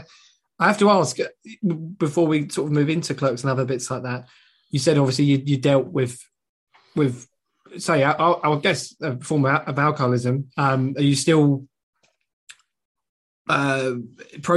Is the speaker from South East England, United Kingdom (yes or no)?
no; London, United Kingdom; now in Southend-on-Sea, United Kingdom; I'm from London, but I live roughly around 45 minutes to an hour outside in a county called Essex.